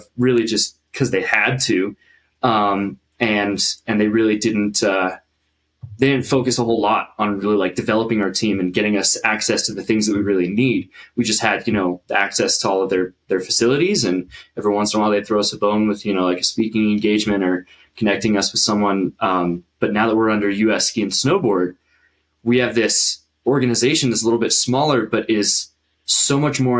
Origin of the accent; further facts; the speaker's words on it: Denver, Colorado, United States; moved away as an adult; also born or lived in Summit County, Colorado; now in Utah, United States; I've been living in Colorado my whole life. I was born in Denver. I was raised up there